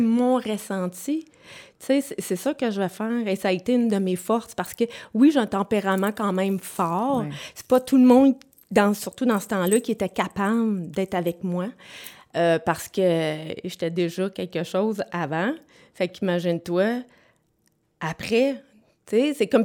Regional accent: Sherbrooke, Quebec, Canada; je viens de Sherbrooke. Je suis native de Sherbrooke

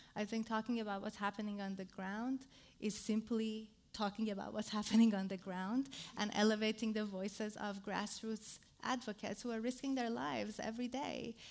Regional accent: Iran; I come from Iran. Iran

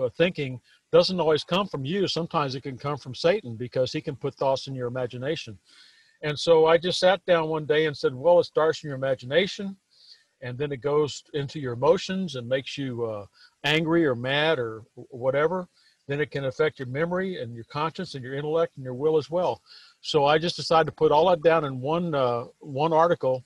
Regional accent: Texas, United States; I was born here in Texas, and I was raised on a farm and ranch, and I grew up out there

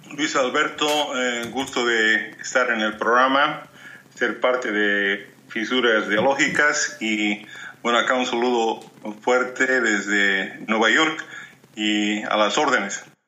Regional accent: Bolivia; born or raised there; moved away

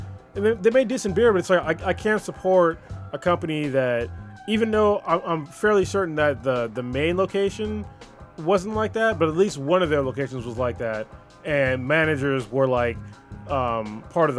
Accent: West Coast, United States; I'm from the West Coast

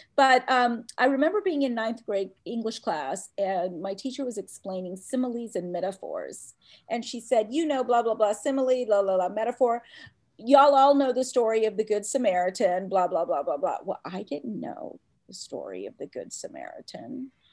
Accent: Atlanta, Georgia, United States; also born or lived in India; I grew up in Atlanta, Georgia, where I really didn't fit in as a little brown Hindu girl

